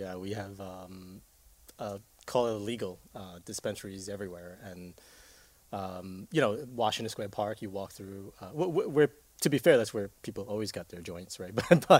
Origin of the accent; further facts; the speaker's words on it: Taiwan; English is a second language; now in New York, United States; I'm from Taiwan.